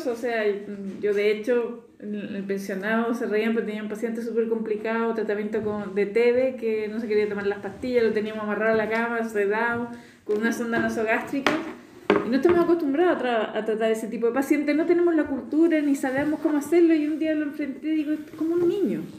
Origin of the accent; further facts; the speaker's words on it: Spain; accent: Spanish; yo me eduqué en España, yo venía con acento español, hablaba como española y, y me relacionaba como los españoles te tutean en España